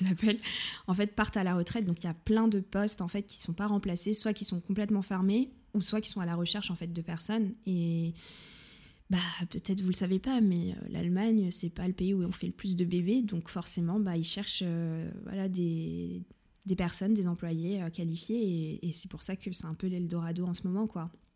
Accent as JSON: {"language": "French", "town": "Saint-Maurice", "region": "Île-de-France", "country": "France", "tie": "born or raised there", "also_born_or_lived": "Munich, Germany", "first_language": "French", "moved": "as an adult", "lives_now": "Germany", "said": "je suis née euh, dans une petite ville qui s'appelle Saint-Maurice. Il y en a peut-être qui connaissent. C'est très, très vert, voilà, pas très loin de Vincennes. Et euh, j'ai passé toute mon enfance dans le Val-de-Marne"}